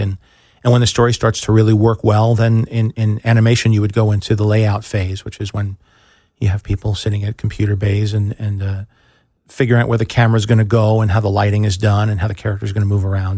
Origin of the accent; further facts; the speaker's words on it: New York, United States; moved away as an adult; also born or lived in Chicago; I grew up in New York, but I had moved to Chicago